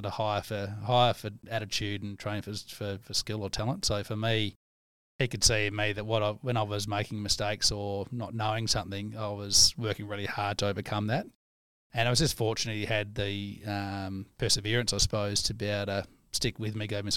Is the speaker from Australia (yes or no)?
yes; Leonora, Western Australia, Australia; also born or lived in Menzies; I grew up in Leonora Menzies as a kid.